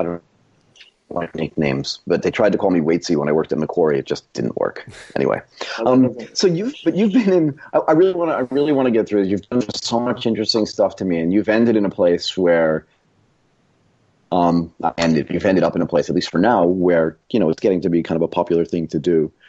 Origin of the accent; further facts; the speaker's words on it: Santa Barbara County, California, United States; I was born in Santa Barbara County. So, and I'm older than you, obviously, but not so much, to be fair.